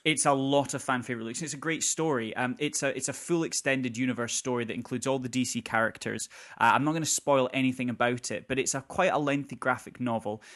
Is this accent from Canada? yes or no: no; Scotland, United Kingdom; we are both Scottish